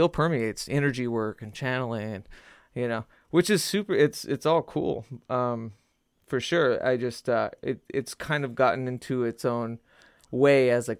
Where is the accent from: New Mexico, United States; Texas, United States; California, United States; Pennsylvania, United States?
New Mexico, United States; Albuquerque; I'm from the Southwest, and I'm from, you know, my father was big into the metaphysics, so that is exactly what I was raised